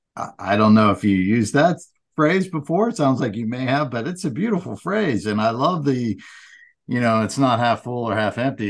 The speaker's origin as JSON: {"language": "English", "town": "Edinboro", "region": "Pennsylvania", "country": "United States", "tie": "born or raised there", "said": "my hometown, Edinburgh, Pennsylvania"}